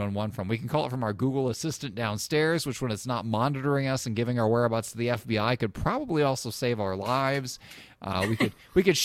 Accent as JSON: {"language": "English", "region": "Illinois", "country": "United States", "tie": "born or raised there", "moved": "yes", "lives_now": "Indiana, United States", "said": "I grew up in Illinois where we just don't trust people at all"}